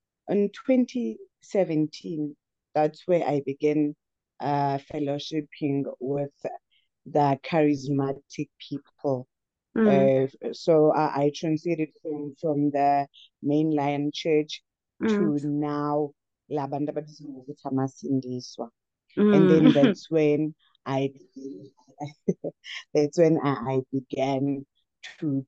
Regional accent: Umzimkulu, Eastern Cape, South Africa; from a rural town, a small town called Umzimkolo. I was born in the Eastern Cape. For a few years I stayed there. So I was bred in Umzimkolo.

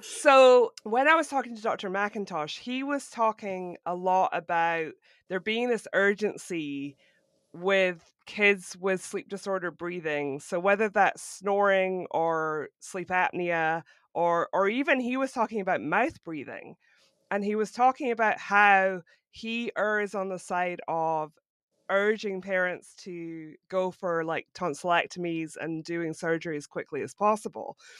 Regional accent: Scotland, United Kingdom; moved away as an adult; now in Florida, United States; I'm originally from Scotland, but I now live in Florida.

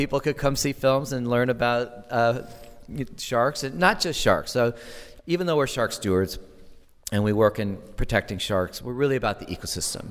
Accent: Santa Barbara, California, United States; I grew up in Southern California, and so my sanctuary experience was in the Channel Islands. And I was a kid in Santa Barbara in nineteen sixty-nine.

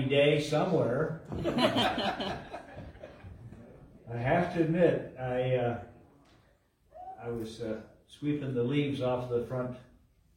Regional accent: Ohio, United States; moved away; also born or lived in Minnesota; I grew up in Ohio with a lot of snow, and I had the privilege of living 4 years in Minnesota

